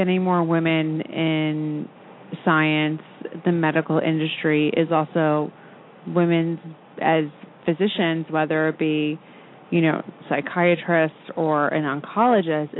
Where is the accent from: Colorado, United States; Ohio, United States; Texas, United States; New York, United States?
New York, United States; Long Island; I grew up on Long Island